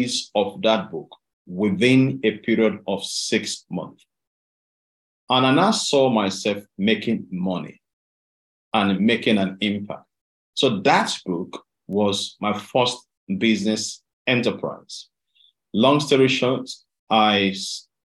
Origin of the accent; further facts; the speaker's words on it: Delta, Nigeria; moved away as an adult; now in United Kingdom; I I was raised up in Delta State in Nigeria.